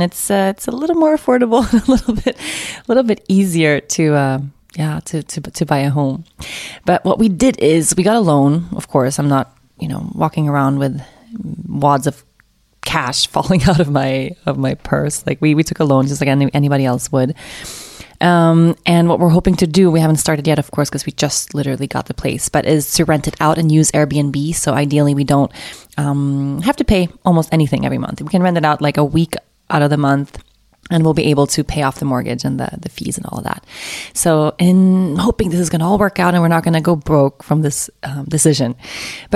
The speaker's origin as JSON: {"language": "English", "country": "Sweden", "tie": "born or raised there", "moved": "as an adult", "said": "I'm Swedish. I was born and raised in Sweden. I haven't lived in Sweden, though, for almost an entire decade"}